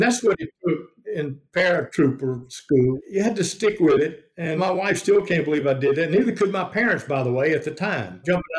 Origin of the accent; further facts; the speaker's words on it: Luverne, United States; when I was growing up in Luverne High School